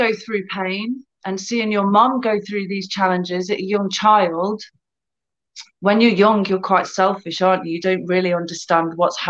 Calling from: United Kingdom; So I'm in the UK. So it's about 3 p.m., 10 past 3 here.

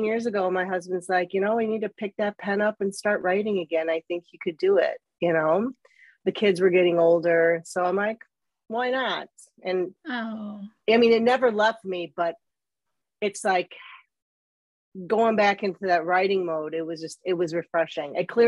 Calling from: Chicago, Illinois, United States; I am actually calling from the northern suburbs of Chicago, Illinois, USA.

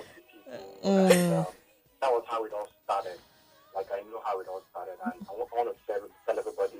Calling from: Lagos, Nigeria; I'm calling from Surulere.

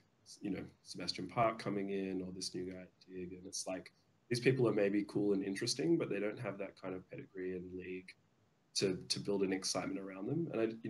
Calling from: Sydney, New South Wales, Australia; I'm calling from Sydney, Australia.

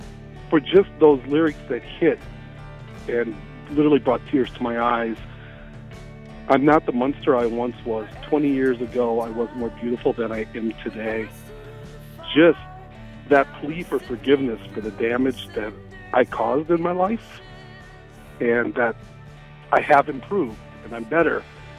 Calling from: St. Paul, Minnesota, United States; I'm calling from St. Paul, Minnesota.

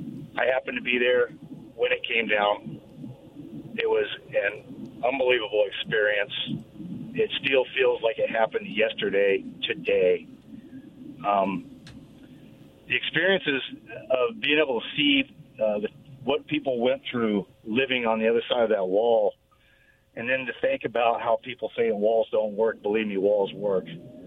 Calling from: Richland, Washington, United States; Hey, guys. This is … from Richland.

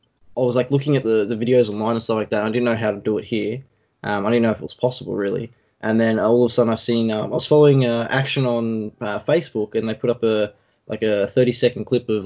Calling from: Sydney, New South Wales, Australia; I'm at home at the moment. I obviously still live with the parents and stuff like that. In Sydney, New South Wales

